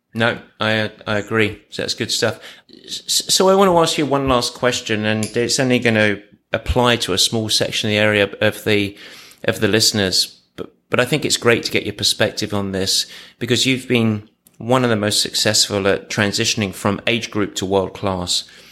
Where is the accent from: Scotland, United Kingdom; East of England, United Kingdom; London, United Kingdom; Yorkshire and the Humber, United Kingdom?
East of England, United Kingdom; Essex; I was from Essex